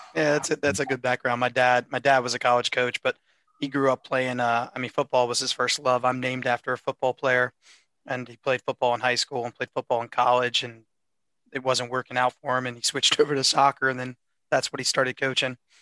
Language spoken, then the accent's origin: English; Wisconsin, United States; That's where we're from